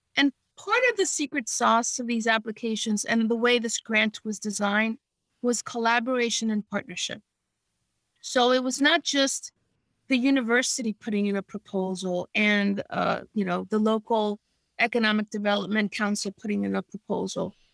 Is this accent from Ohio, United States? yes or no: no; New York City, New York, United States; I grew up in New York City in the 70s when the city was in its worst shape